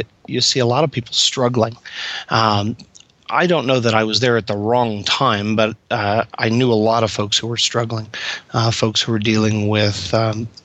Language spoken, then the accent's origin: English; Kansas, United States; I grew up in Kansas